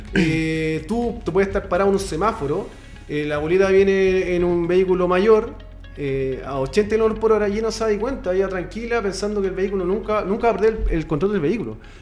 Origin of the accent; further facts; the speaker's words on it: Chile; Aquí en Chile